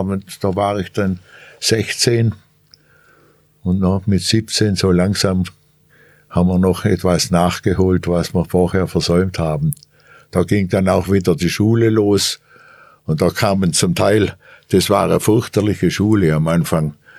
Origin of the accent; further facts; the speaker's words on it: Germany; als Deutsche